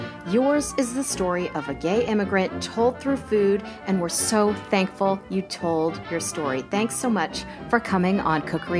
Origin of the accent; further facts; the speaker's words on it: Midwest, United States; So growing up in the Midwest